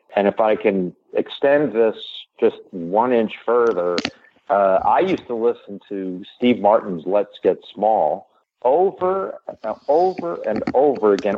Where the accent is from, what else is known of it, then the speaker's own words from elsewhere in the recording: New York, United States; I grew up in New York